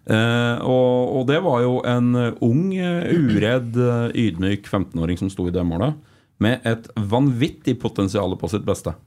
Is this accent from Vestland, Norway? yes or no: no; Flisa, Innlandet, Norway; Jeg er fra Flisa